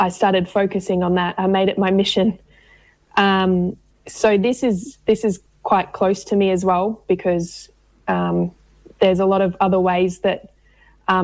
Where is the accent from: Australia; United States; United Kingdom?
Australia; Queensland; now in Victoria, Australia; I'm originally from Queensland, moved down to Victoria after some family violence